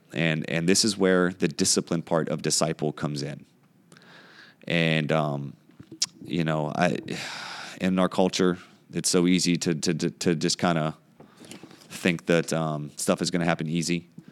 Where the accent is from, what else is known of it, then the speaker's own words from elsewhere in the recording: United States; growing up in the United States